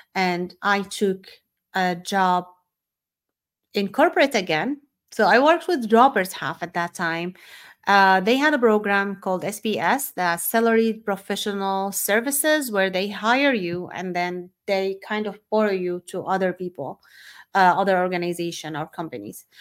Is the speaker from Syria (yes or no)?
yes; Syria; moved away as an adult; also born or lived in Saudi Arabia; I was born and raised in Syria